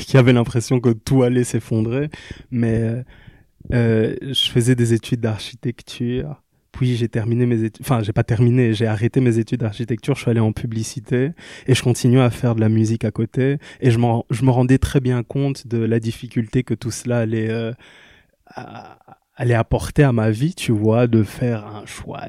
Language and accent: French; Kinshasa, DR Congo; now in Liège, Belgium; je suis né en Belgique, mais j'ai grandi à Kinshasa. Puis je suis revenu en Belgique, à Liège toujours